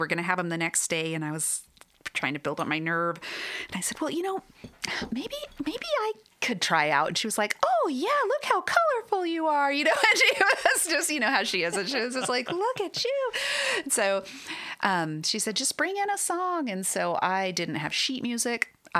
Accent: Arizona, United States; From Arizona. Sunshine.

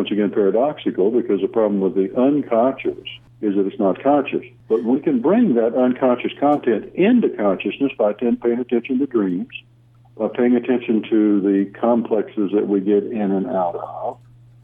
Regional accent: Oklahoma, United States; now in Austin, United States; I don't pronounce Weltanschauung very well, because I'm from Oklahoma

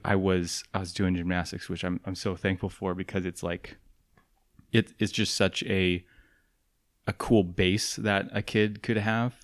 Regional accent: the Northwest, Pacific Northwest, United States; moved away; I'm from the Northwest.

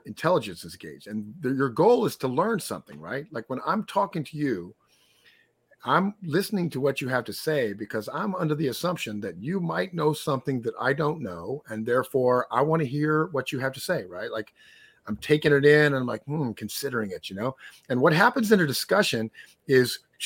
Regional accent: Texas, United States; I'm from Texas, so that's an in-group. Like, we're Texans

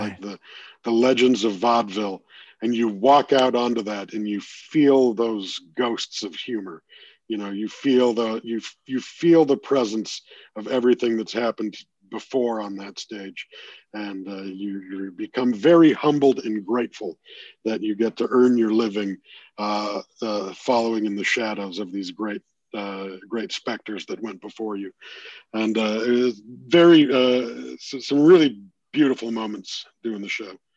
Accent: Toronto, Ontario, Canada; being in my hometown

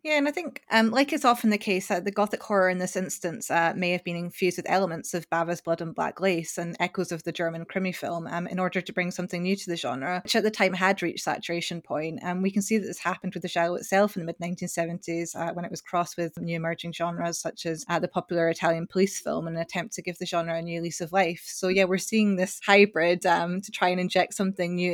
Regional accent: Scotland, United Kingdom; I'm Scottish

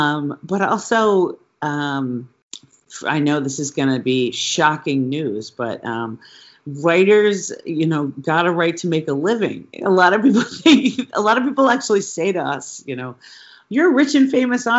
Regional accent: New York, United States; moved away as an adult; also born or lived in Philadelphia; now in California, United States; I moved to New York and went to high school in New York

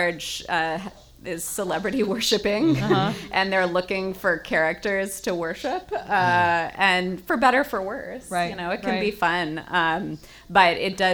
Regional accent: Birmingham, Alabama, United States; I grew up in Birmingham, Alabama

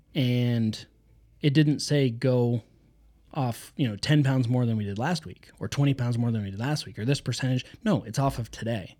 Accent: United States; We are American

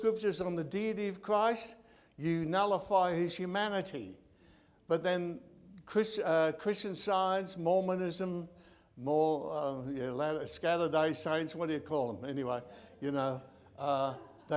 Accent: Australia; Being an Australian

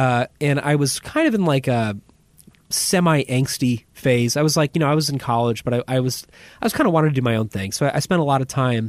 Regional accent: Connecticut, United States; moved away; I'm actually not from Panama. I'm from Connecticut originally.

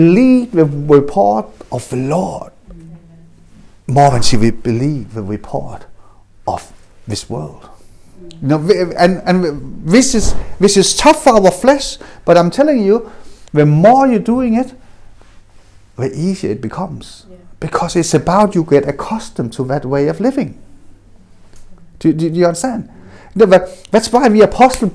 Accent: Denmark; I was adopted, I grew up in Denmark

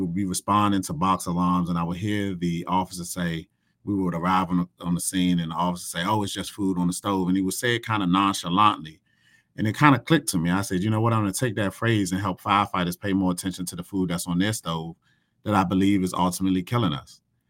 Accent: Washington, District of Columbia, United States; a firehouse not too far from where I grew up from in Northeast DC.

